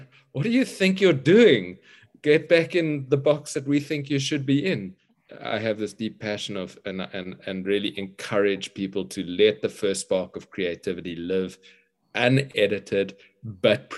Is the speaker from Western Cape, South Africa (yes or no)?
yes; Cape Town, Western Cape, South Africa; I grew up in Cape Town, apartheid South Africa generation